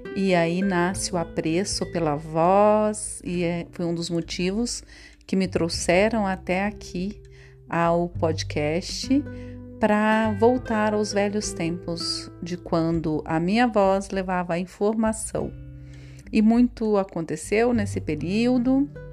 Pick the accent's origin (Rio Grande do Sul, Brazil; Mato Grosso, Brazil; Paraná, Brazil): Mato Grosso, Brazil; Chapada dos Guimarães; also born or lived in Perdilândia, Minas Gerais; now in Cuiabá, Brazil; Aos quatro anos, fui levada para Chapada dos Guimarães, junto com a minha numerosa família